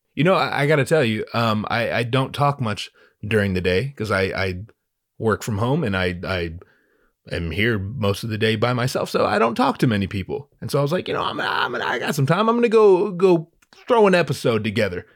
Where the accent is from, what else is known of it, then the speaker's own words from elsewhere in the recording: Southern California, United States; also born or lived in Los Angeles; I'm from Southern California